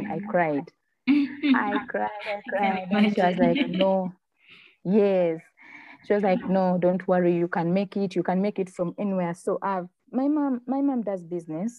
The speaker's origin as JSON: {"language": "English", "town": "Masaka", "country": "Uganda", "tie": "born or raised there", "said": "I come from Masaka"}